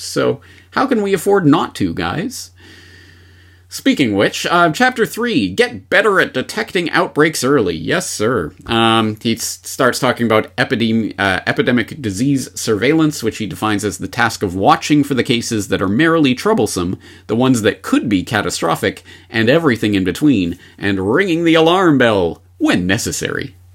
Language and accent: English; Seattle, Washington, United States; my hometown of Seattle